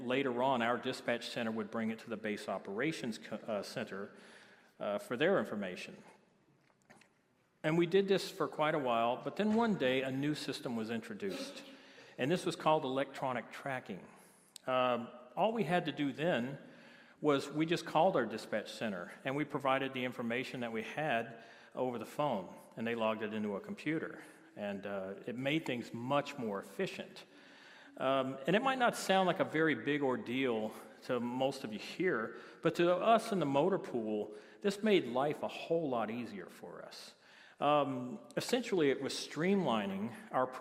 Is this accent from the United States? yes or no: yes; Biloxi, Mississippi, United States; moved away; I'm originally from Biloxi, Mississippi